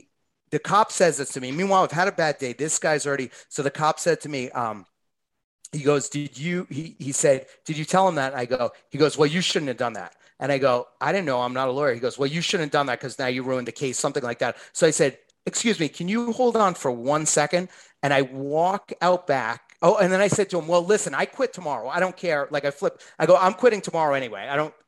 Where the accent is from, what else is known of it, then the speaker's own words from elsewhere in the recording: Boston, Massachusetts, United States; So I'm from Boston. I'm looking at it like Boston style pizza.